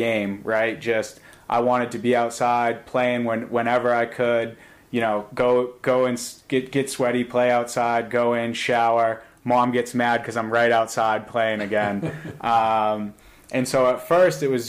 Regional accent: Concord, United States; growing up in the Salisbury Green apartment complex in Concord

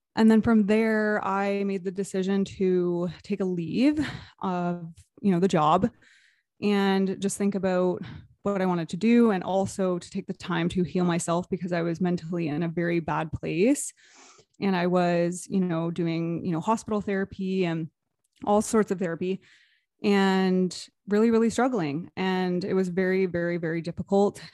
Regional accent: Toronto, Canada area, Ontario, Canada; I am from Toronto, Canada area, just outside of Toronto

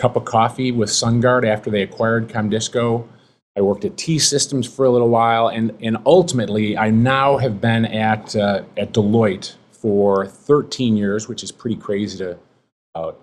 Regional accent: Chicago, Illinois, United States; Born and raised in Chicago

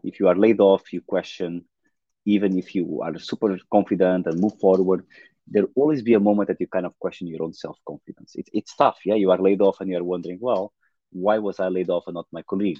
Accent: Portugal; I was born in Portugal, a small town south of Porto

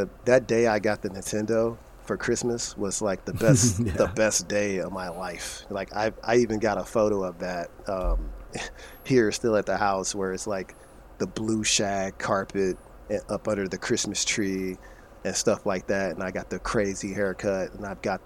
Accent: St. Louis, Missouri, United States; moved away; I'm originally born and raised in St. Louis, Missouri

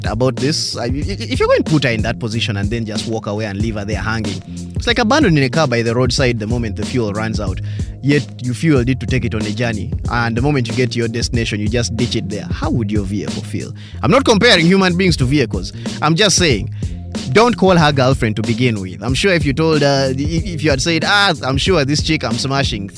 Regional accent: Uganda; I'm pure conk black Ugandan

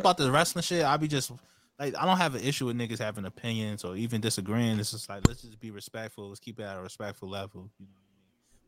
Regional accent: Hempstead, New York, United States; I'm from Hempstead, New York

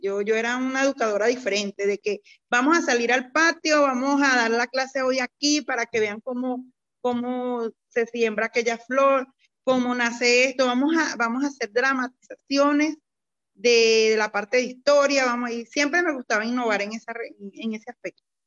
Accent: Venezuela; moved away as an adult; now in Colombia; yo soy venezolana, mm, de nacionalidad venezolana, y, pero actualmente me encuentro acá en Colombia residenciada en estos momentos

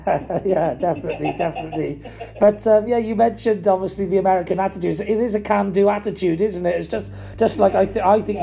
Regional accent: Wales, United Kingdom; I am obviously Welsh, but uh, my my nan was from Dublin

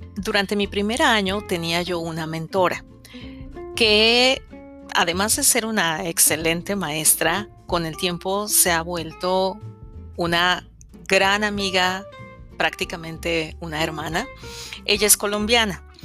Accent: Mexico; soy mexicana y estoy casada desde hace quince años con un venezolano

